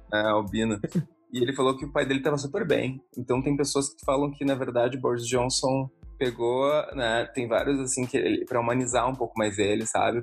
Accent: Porto Alegre, Rio Grande do Sul, Brazil; moved away as an adult; also born or lived in Israel; now in London, United Kingdom; a gente era no mesmo colégio israelita em Porto Alegre

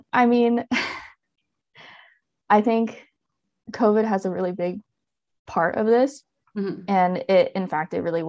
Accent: Oregon, United States; moved away as an adult; also born or lived in Florida / San Francisco; I'm originally from Oregon and did my bachelor's of science at Oregon State University.

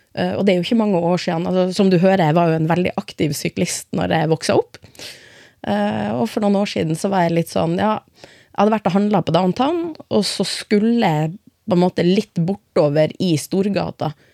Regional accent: Finnsnes, Troms, Norway; now in Skien, Norway; Født og oppvokst i Norge, aldri bodd noen annen plass, men jeg er innvandrer. Ja. men ja, jeg kommer fra et eh, lite sted i midten av Troms som heter Finnsnes

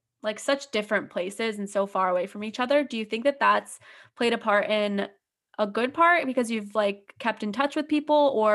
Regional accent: New York, United States; I'm from New York, so I see it so differently

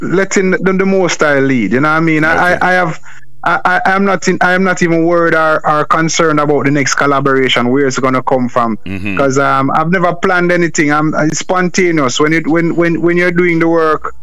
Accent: Jamaica; I am from Jamaica, and Jamaica is not the easiest.

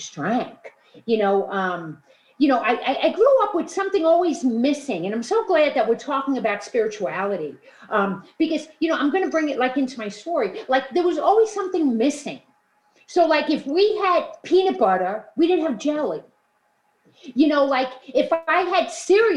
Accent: New York City, New York, United States; also born or lived in Queens, New York; I grew up in Brooklyn, New York

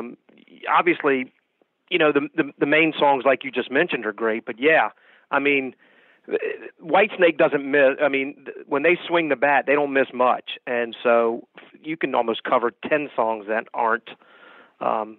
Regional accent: Richmond, Virginia, United States; We're from Richmond, Virginia

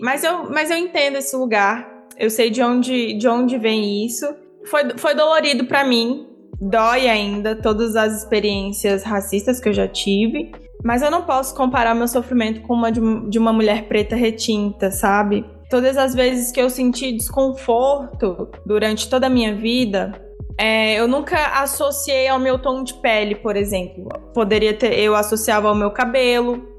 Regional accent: Brasília, Federal District, Brazil; Eu sou de Brasília, é, moro aqui desde sempre, minha família é mineira. É, eu cresci no Varjão, que é uma comunidade na periferia aqui de Brasília

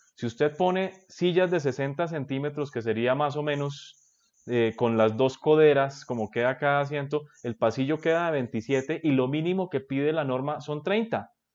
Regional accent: Bogotá, Colombia; yo soy rolo

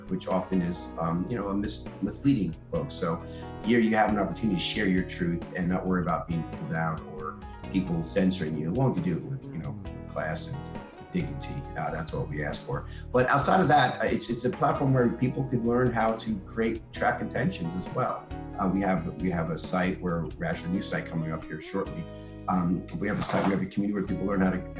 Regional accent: Atlanta, Georgia, United States; We didn't even meet here in Atlanta, and we're both from Atlanta

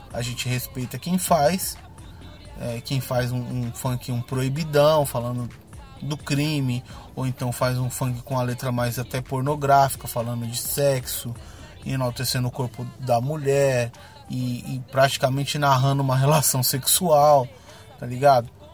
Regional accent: São Paulo, Brazil; eu nasci no Peri, cresci lá

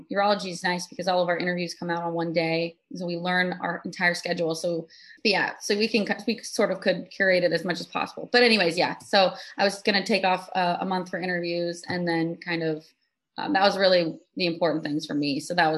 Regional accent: Texas, United States; moved away as an adult; now in Chicago, United States; I'm from Texas.

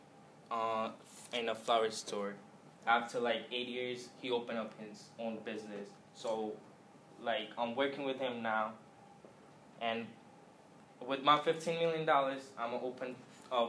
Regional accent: India; now in United States; I born in India, came here 5 years ago, and so I born and raised in India

